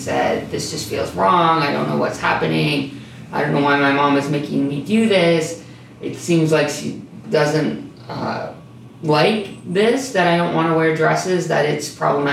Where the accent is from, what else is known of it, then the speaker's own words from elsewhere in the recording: Salamanca, New York, United States; also born or lived in Hinsdale, New York; I grew up in Hinsdale, New York. My first school was a K-12 school. It's still a K-12 school. And then in the third grade, we moved to the big city of Salamanca